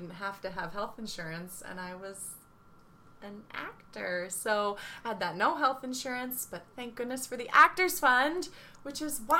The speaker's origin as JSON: {"language": "English", "town": "Cape May", "region": "New Jersey", "country": "United States", "tie": "born or raised there", "said": "the dance studio where I grew up in Cape May"}